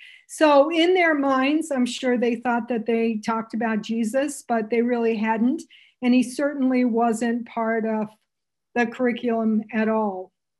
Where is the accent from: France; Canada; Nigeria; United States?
Canada; So I'm Canadian, which you probably wonder where the heck I have this funny little accent. My family thinks I sound American, but to Americans, I sound, they don't, can't figure it out.